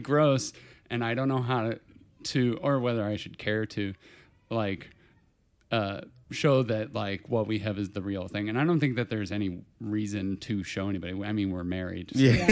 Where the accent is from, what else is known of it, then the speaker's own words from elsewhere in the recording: Portage, Indiana, United States; Portage, Indiana. It's, uh, Portage. sort of northwest Indiana, about an hour outside of Chicago